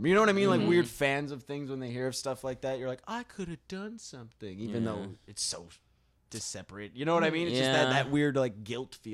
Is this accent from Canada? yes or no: yes; Thunder Bay, Ontario, Canada; growing up in Thunder Bay